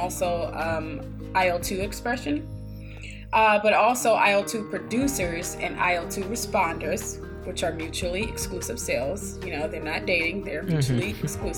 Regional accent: Michigan, United States; moved away as an adult; now in Ohio, United States; born and raised in Michigan

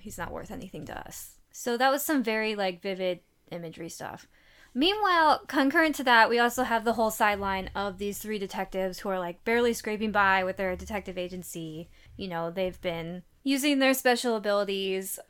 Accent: Midwest, United States; Growing up in the Midwest

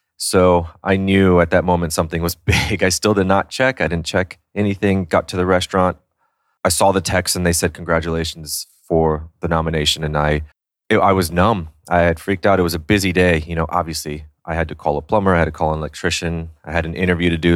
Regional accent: San Antonio, Texas, United States; also born or lived in New York City; now in Austin, United States; I was born and raised in San Antonio. I lived there 18 years

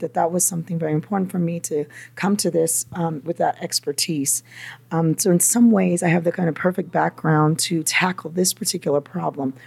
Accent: Napa, California, United States; also born or lived in Los Angeles, California; now in New York, United States

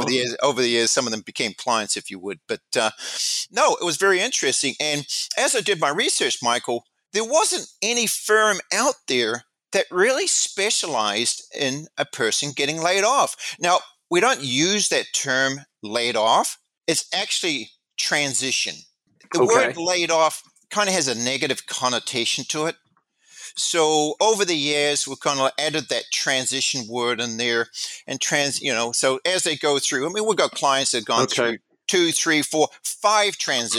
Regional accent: New Zealand; moved away as an adult; I came from New Zealand. I came to this country knowing very little people. I had no family.

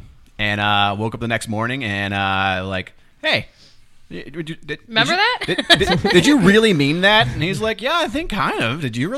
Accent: Bethel, Ohio, United States; moved away as an adult; also born or lived in San Francisco; now in Cincinnati, United States; I'm from Bethel, so I could throw a rock and hit my old house.

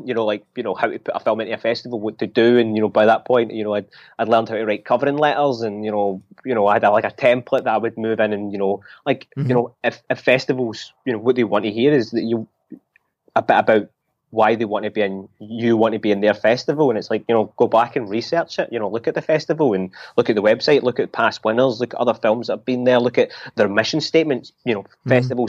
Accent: Glasgow, Scotland, United Kingdom; like, I'm a Glasgow boy, and you know, as you say, Edinburgh broke my heart, but you know, you know, I'm not even from Edinburgh, I'm from Glasgow.

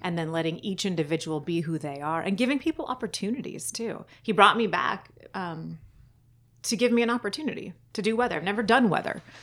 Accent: San Diego County, California, United States; also born or lived in Fallbrook / Carlsbad / Bonita / Chula Vista; I grew up all over San Diego County

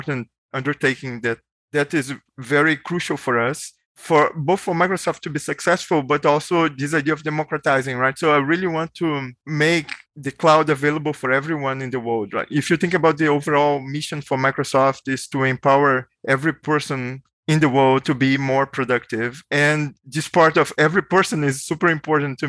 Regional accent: Brazil; moved away as an adult; also born or lived in Bay Area, United States; now in United States; I'm originally from Brazil, so I moved to the US like a long time ago for grad school

